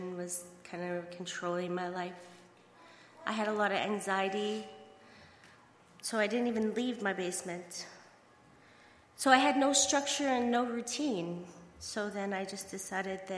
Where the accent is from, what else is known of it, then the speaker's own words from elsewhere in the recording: Saskatchewan, Canada; I'm from Saskatchewan